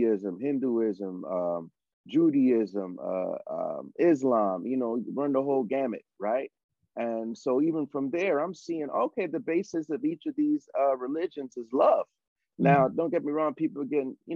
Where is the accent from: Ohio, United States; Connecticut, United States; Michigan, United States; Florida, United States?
Connecticut, United States; now in Los Angeles, United States; Where I grew up in Connecticut, as you know, on Plainfield Street